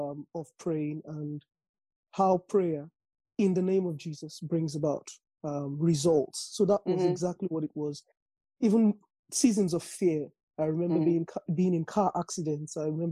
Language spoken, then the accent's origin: English; Nigeria; accent: Nigerian; moved away; I grew up in Nigeria.